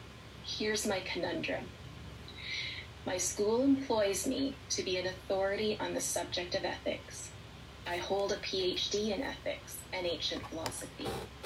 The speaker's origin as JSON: {"language": "English", "country": "Canada", "said": "because I'm a professor of ethics and I'm a Canadian."}